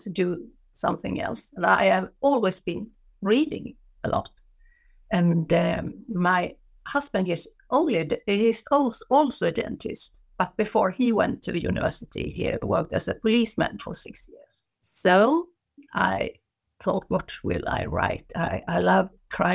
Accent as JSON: {"language": "English", "town": "Gothenburg", "region": "Västra Götaland", "country": "Sweden", "tie": "born or raised there", "said": "I was born in Gothenburg on the western coast of Sweden"}